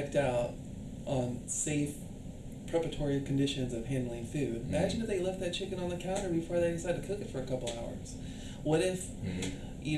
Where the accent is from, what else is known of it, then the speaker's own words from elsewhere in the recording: California, United States; I'm from California